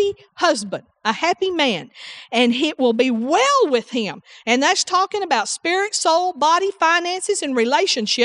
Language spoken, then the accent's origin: English; the South, United States; I'm from the South